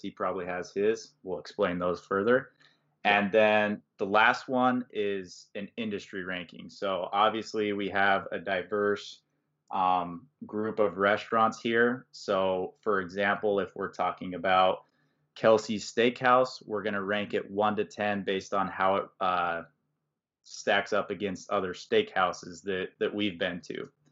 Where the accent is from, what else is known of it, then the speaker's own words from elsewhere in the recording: Valparaiso, Indiana, United States; we're both from Valpo